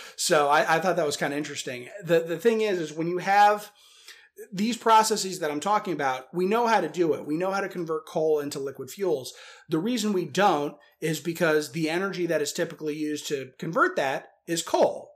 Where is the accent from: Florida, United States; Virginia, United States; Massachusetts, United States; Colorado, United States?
Virginia, United States; Northern; I'm from Northern Virginia originally